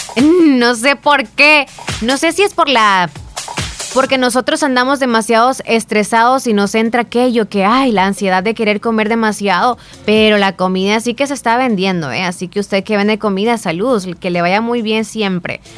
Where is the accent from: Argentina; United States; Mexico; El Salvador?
El Salvador; Santa Rosa de Lima, La Unión; Por primera vez a mis 11 años fui a San Salvador. O sea, salí de mi nidito, de Santa Rosa de Lima, de mi casita